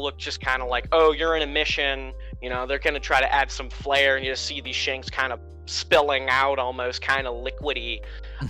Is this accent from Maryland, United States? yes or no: no; Maine, United States; I'm from Maine